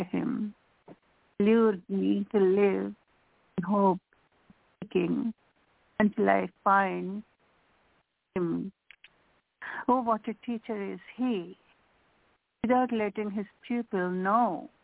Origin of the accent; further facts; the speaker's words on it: India; English is a second language; moved away; I'm physically from India, but my mind, my soul is from here, from this land